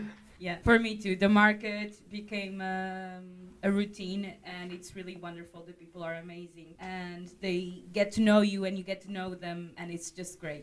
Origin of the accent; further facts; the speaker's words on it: Portugal; English is a second language; now in Săcueni, Romania; I'm from Portugal